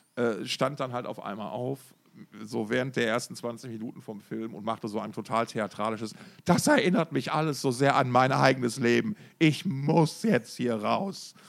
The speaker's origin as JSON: {"language": "German", "town": "Essen", "region": "North Rhine-Westphalia", "country": "Germany", "tie": "born or raised there", "said": "meiner Heimatstadt Essen"}